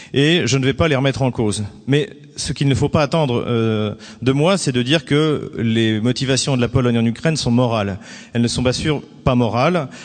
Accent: France; je suis français et donc de formation française, je suis même un pur produit des écoles françaises

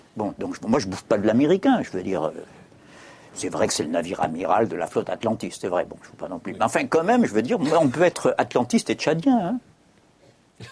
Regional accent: Corsica, France; Je suis corse

